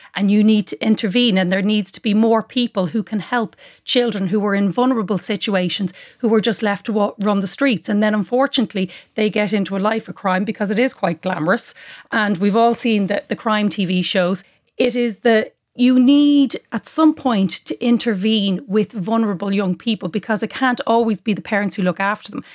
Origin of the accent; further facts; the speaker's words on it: Dublin, Leinster, Ireland; I'm a proud dub